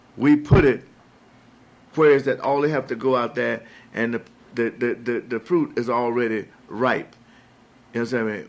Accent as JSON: {"language": "English", "town": "Chicago", "region": "Illinois", "country": "United States", "tie": "born or raised there", "also_born_or_lived": "Mississippi", "said": "I was raised in Chicago"}